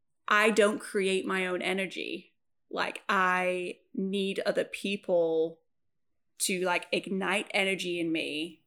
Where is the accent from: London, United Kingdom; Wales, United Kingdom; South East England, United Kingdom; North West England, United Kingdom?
Wales, United Kingdom; born there; I was born in Wales at 11, whatever a.m.